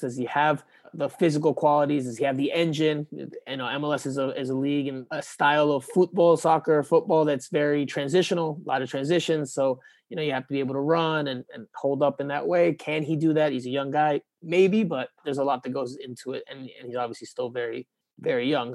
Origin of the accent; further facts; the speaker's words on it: Miami, Florida, United States; moved away as an adult; also born or lived in New York; my hometown newspaper